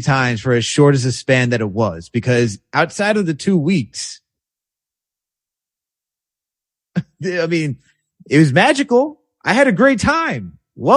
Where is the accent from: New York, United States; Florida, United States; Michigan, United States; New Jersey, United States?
New York, United States; White Plains; In White Plains, like, bro, my hometown